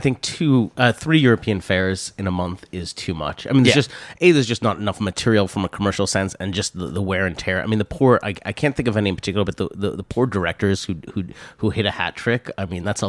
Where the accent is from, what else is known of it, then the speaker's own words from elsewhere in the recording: London, United Kingdom; Yeah, I mean, I'm from London.